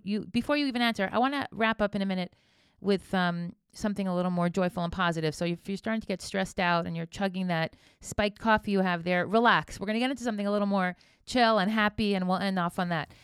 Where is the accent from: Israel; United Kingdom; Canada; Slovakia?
Israel; I'm from Israel